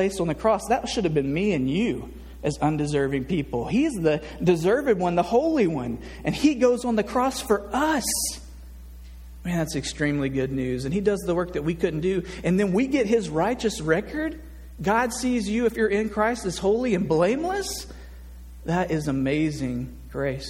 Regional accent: Nashville, Tennessee, United States; now in Little Rock, United States; I grew up in Nashville, Tennessee, in the South

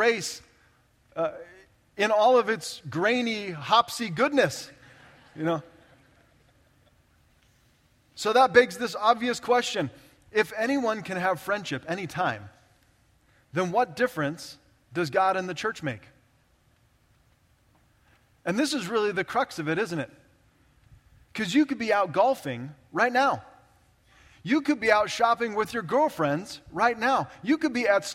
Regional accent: Orange County, California, United States; I grew up in Orange County, California, just south of Los Angeles, the OC

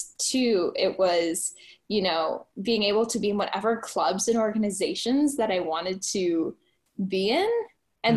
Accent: Midwest, United States; now in Buffalo, United States; I'm from the Midwest

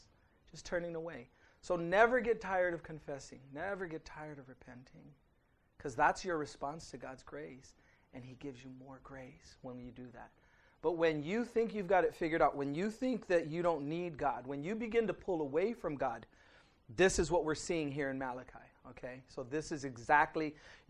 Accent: United States; I'm an American.

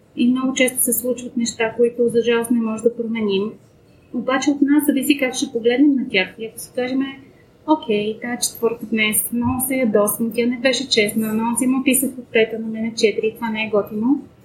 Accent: Bulgaria; Аз съм арменка, но съм родена в България

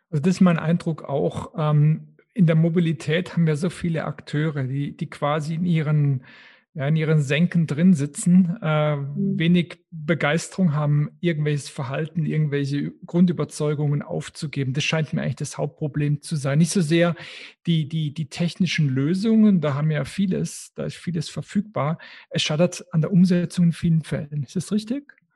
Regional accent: Switzerland; bei uns in der Schweiz

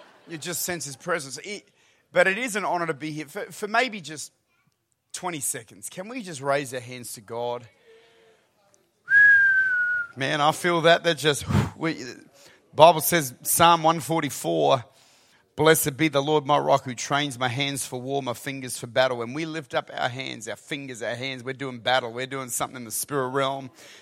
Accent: South Australia, Australia; I'm from the deep south. I'm from South Australia, and that's south

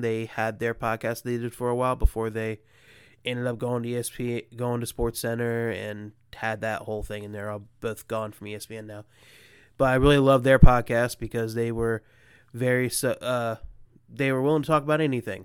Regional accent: Columbus, Ohio, United States; I'm obviously from Columbus, Ohio

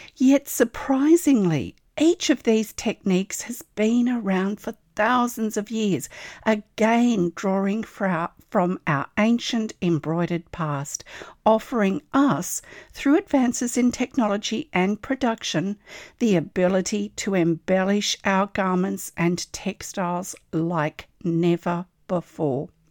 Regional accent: Australia; I'm an Australian textile artist

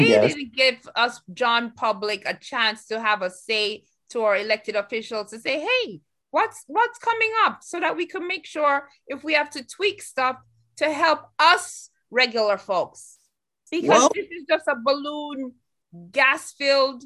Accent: United States; us Americans

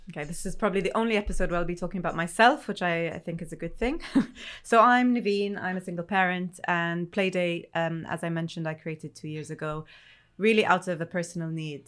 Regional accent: Egypt; now in United Kingdom; I'm originally not from the U K, I'm originally from Egypt

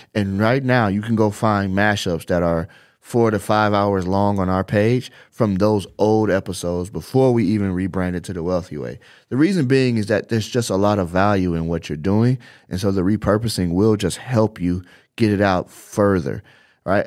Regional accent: Chicago, Illinois, United States; now in Las Vegas, United States; I come from Chicago, I live in Las Vegas, and all of my family is still in Chicago

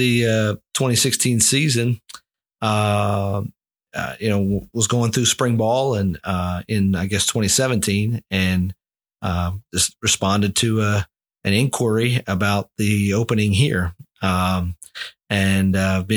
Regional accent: Pennsylvania, United States; also born or lived in West Virginia / Alabama; now in Albany, Georgia, United States; I grew up in Pennsylvania, believe it or not, and West Virginia

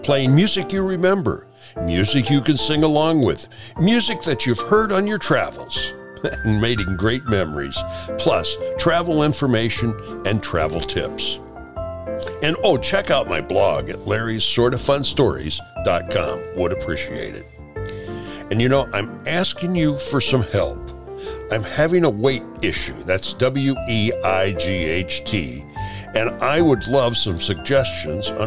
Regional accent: Chillicothe, Illinois, United States; now in Florida, United States; my hometown of Chillicothe, Illinois

